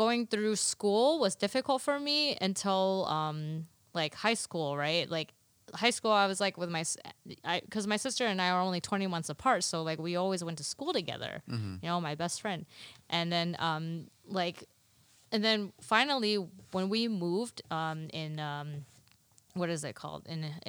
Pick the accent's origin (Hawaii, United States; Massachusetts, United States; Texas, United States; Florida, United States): Texas, United States; Dallas; first language Mandarin; English is a second language; I was born in Dallas, Texas, but in my defense, my parents taught me Mandarin